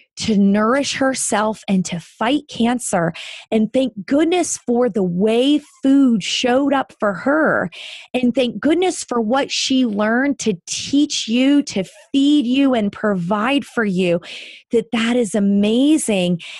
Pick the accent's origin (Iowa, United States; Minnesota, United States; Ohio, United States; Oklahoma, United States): Ohio, United States; Northeast; I grew up in Northeast Ohio